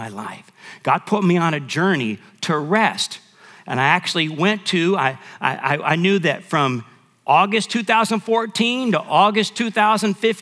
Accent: Michigan, United States; now in San Antonio, United States; My dad had got out of the military. We went to Michigan where we lived

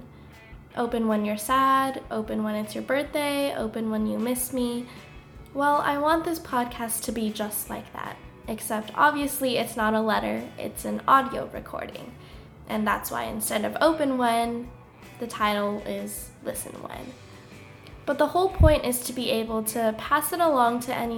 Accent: California, United States; moved away as an adult; now in Baltimore, United States; I grew up in California

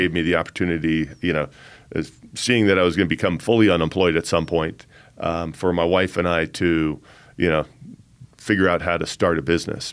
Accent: Colorado Springs, Colorado, United States; I grew up here in the Springs as the son of a Air Force officer

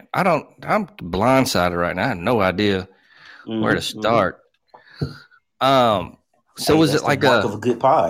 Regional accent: Dolomite, Alabama, United States; I'm from West Dolomite, Alabama

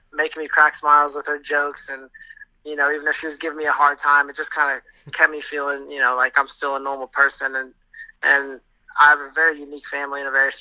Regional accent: Tampa, Florida, United States; moved away as an adult; now in New York, United States; My hometown is Tampa, Florida

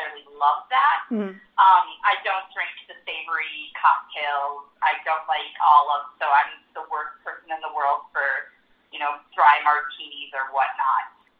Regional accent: Minnesota, United States; now in St. Louis, United States; my home state of Minnesota

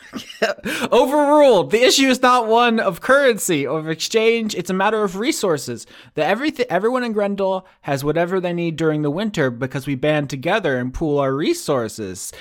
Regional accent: Florida, United States; moved away as an adult; now in Pennsylvania, United States; I had moved there from Florida, where I lived my entire thirty years so far

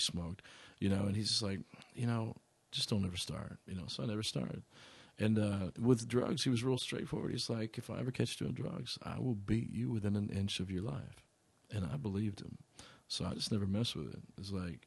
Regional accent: Arkansas, United States; I come from Arkansas

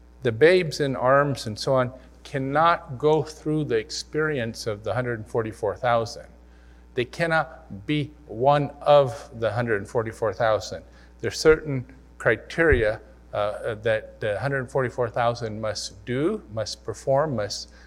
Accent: Missouri, United States; I was from Missouri

